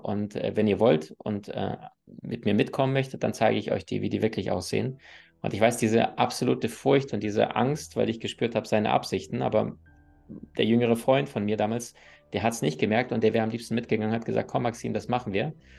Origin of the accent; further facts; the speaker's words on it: Crimea, Ukraine; moved away; Ich bin auf der Halbinsel Krim aufgewachsen